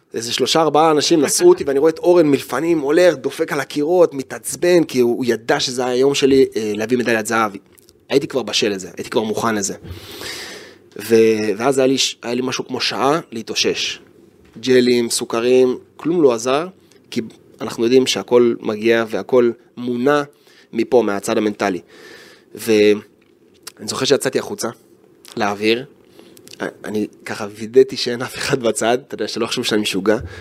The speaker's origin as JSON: {"language": "Hebrew", "country": "Israel"}